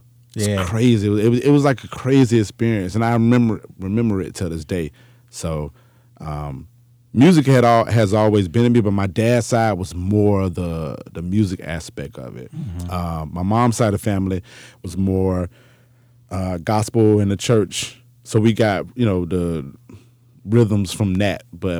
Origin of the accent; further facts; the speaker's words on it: Jacksonville, Florida, United States; So when we moved to Jacksonville, that's when my mom and dad separated.